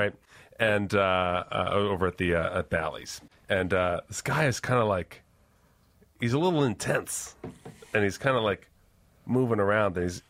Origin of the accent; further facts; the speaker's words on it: New York, United States; And I'm from New York, so don't fuck me.